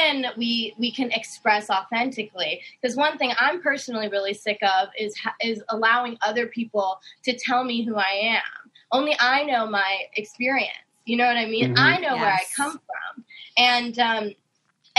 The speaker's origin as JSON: {"language": "English", "town": "Las Vegas", "region": "Nevada", "country": "United States", "moved": "yes", "lives_now": "Philadelphia, United States", "said": "I'm from Las Vegas, but I am currently in Philadelphia"}